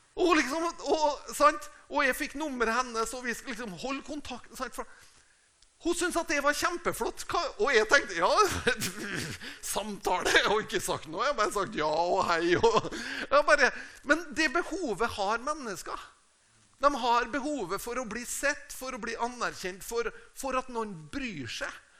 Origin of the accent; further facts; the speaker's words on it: Tingvoll, Møre og Romsdal, Norway; moved away; also born or lived in Uppsala, Sweden; Jeg er fra Tingvoll. Det er et lite sted på Nordmøre.